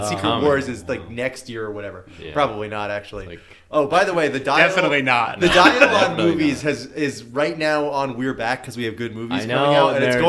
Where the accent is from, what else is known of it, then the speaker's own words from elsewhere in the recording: Connecticut, United States; We're from Connecticut.